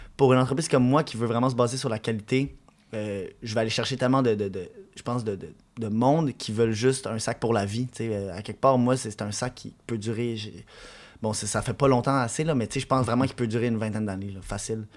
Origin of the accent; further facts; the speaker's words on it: Quebec, Canada; je disais que je venais du Québec, puis là, le monde, il aimait mon accent anglais